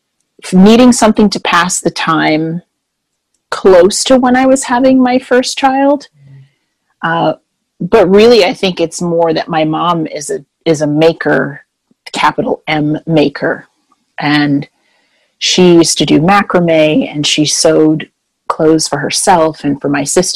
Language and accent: English; Jamaica; also born or lived in Winnipeg, Manitoba, Canada; now in Florida, United States; I am originally from Jamaica, and I'm a passport-carrying Canadian.